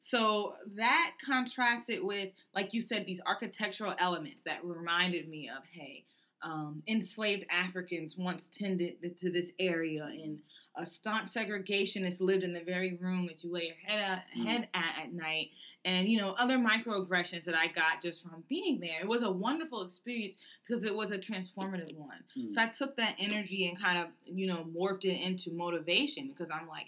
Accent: Richmond, Virginia, United States; also born or lived in Charlottesville, Virginia; I'm from Richmond, and I live on the range

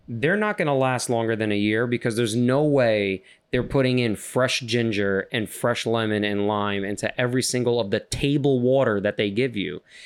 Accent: New York City, New York, United States; I'm from Queens. Hear my accent

